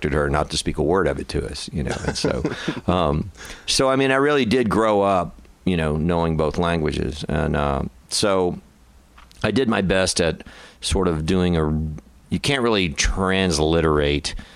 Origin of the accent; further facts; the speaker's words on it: Del Rio, Texas, United States; moved away; I grew up on the Mexican border, my house was a mile and a half from Mexico